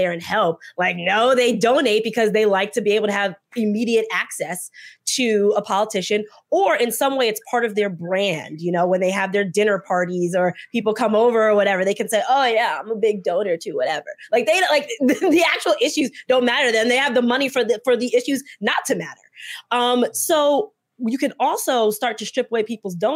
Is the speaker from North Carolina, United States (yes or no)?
no; New Jersey, United States; I'm from Jersey and in the political space in Jersey